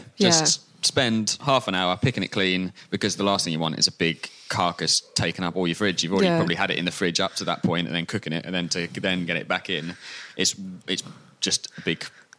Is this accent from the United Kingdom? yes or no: yes; Scotland, United Kingdom; we're Scottish